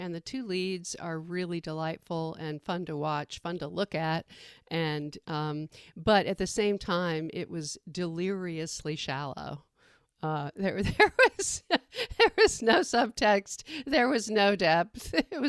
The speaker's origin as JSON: {"language": "English", "region": "New York", "country": "United States", "said": "I come from New York, so I spent many happy summers on Fire Island."}